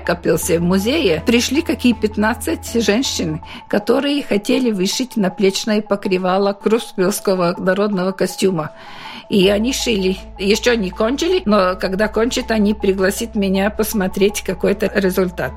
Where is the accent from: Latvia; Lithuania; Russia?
Latvia; я приехала из Латвии и показываю свою латышскую культуру